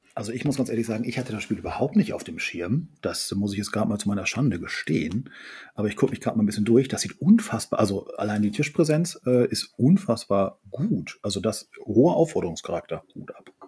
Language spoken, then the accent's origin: German; Friesland, Lower Saxony, Germany; aus Friesland ist meine Heimat